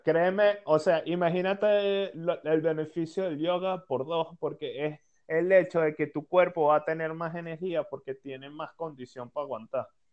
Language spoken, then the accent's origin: Spanish; Venezuela; somos venezolanos los tres que estamos hablando